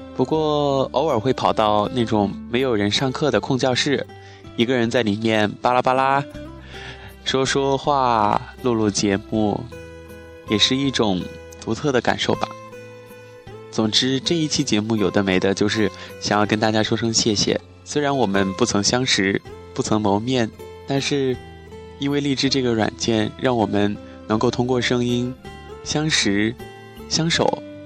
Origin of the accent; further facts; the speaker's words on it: Chongqing, China; moved away as an adult; now in Wuhan, China; 我是南方人，是重庆人